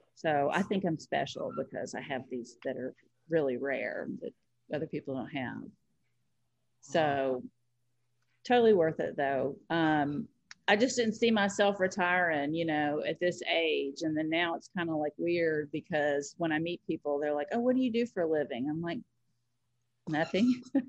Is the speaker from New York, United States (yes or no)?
no; Nashville, Tennessee, United States; moved away as an adult; now in Chicago, United States; I'm from, born and raised in Nashville